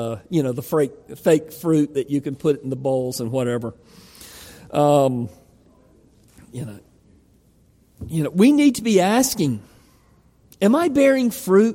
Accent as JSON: {"language": "English", "region": "Georgia", "country": "United States", "accent": "Georgia", "moved": "yes", "said": "I'm from Georgia. Houston, with a great, beautiful Georgia accent"}